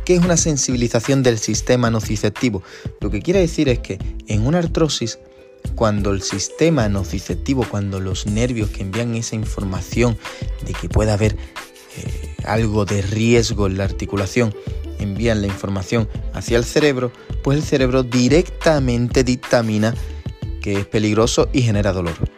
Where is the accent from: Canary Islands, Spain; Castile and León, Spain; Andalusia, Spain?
Andalusia, Spain; San Fernando; yo soy de San Fernando, que es una, una ciudad justo al ladito de Cádiz